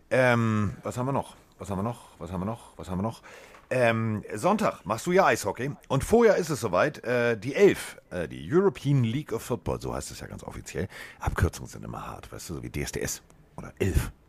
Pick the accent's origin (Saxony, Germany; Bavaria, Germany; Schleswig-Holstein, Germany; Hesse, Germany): Hesse, Germany; Frankfurt; Klar, ist ja auch meine Heimatstadt, Carsten.